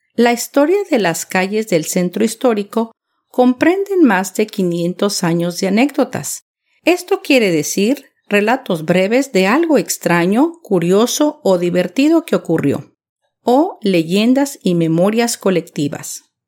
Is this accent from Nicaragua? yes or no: no; Mexico City, Mexico; la capital de México. Mi ciudad natal, donde pasé una niñez inolvidable